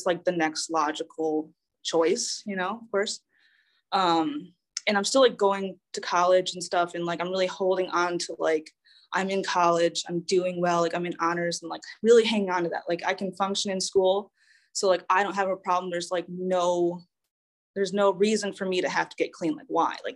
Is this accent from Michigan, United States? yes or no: yes; Saginaw, Michigan, United States; I was born and raised in Saginaw, Michigan